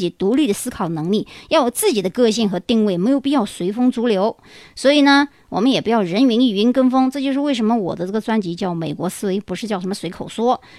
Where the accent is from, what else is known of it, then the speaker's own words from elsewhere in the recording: China; 当然了，我们中国人啊，亚裔一般看上去都比较年轻啊